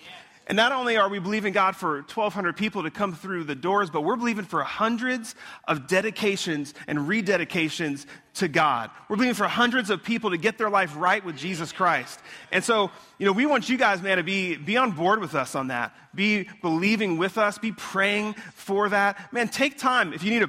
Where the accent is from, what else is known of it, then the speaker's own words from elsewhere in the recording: Florida, United States; also born or lived in Long Island, New York; I was born in Long Island. I moved down here in Florida when I was 10. So I feel like I'm a Floridian, not a New Yorkian, if that's a word.